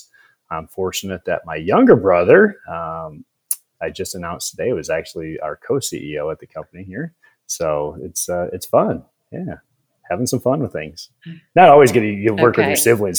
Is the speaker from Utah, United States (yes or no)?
no; South Dakota, United States; moved away; So I grew up in South Dakota, a small town, not on the reservation.